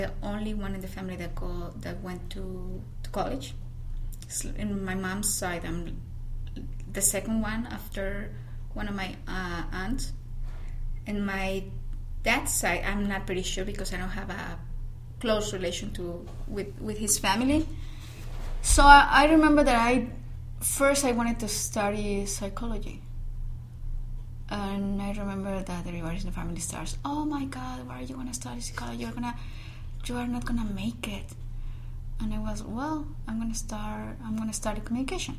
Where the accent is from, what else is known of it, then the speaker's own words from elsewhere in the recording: Yuriria, Guanajuato, Mexico; accent: Mexican; English is a second language; moved away as an adult; also born or lived in León, Guanajuato; I'm from Yuriria, Guanajuato